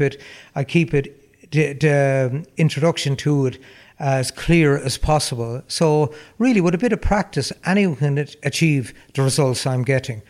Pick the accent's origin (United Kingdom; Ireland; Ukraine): Ireland; Roscrea, Tipperary; my hometown in Ross Gray, uh, the Kinnity area